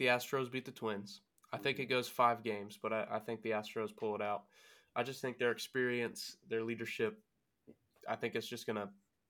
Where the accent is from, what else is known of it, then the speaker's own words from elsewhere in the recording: Texas, United States; I'm from Texas